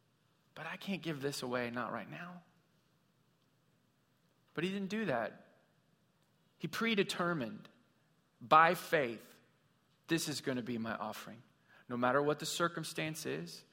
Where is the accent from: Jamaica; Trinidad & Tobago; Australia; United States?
United States; Missouri; I grew up in Missouri